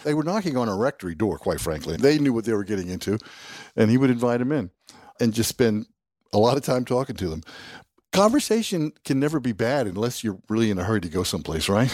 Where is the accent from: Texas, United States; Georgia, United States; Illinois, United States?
Georgia, United States; South; Having grown up in the South, uh, deep South, I grew up in South Georgia